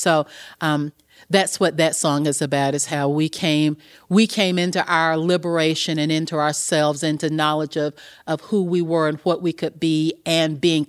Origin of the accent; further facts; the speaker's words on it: the South, Southern United States, United States; I am a Southern girl. Yeah. And growing up in the South